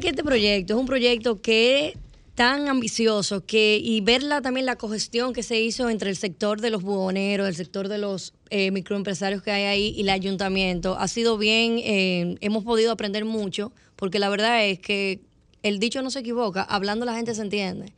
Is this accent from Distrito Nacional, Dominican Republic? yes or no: yes; Santo Domingo, Distrito Nacional, Dominican Republic; yo tengo 33 años, nací en el Evaristo Morales